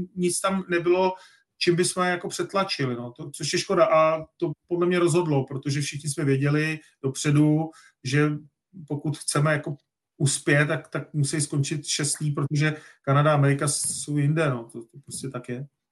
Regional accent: Czechia; fakt jsme Češi, tak fandíme tomu hokej

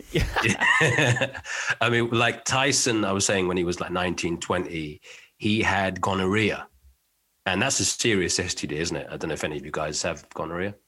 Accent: United Kingdom; being British.

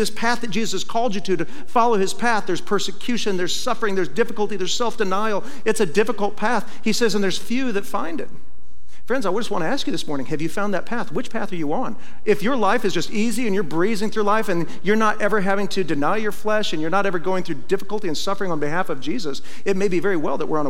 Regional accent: Iowa, United States; moved away; when I was a kid, I grew up in Iowa

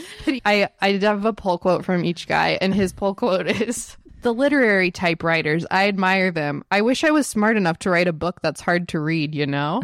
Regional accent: Texas, United States; I'm growing up in Texas with Jenny

